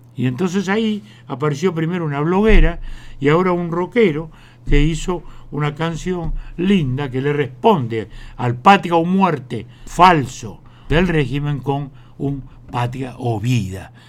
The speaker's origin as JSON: {"language": "Spanish", "country": "Uruguay", "said": "como uruguayos"}